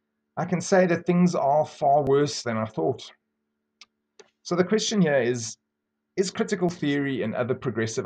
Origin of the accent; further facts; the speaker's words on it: South Africa; I grew up very poor in South Africa